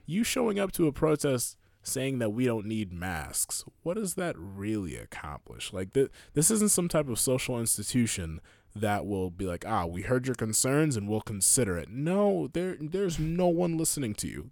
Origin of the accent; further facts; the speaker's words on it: United States; I'm an American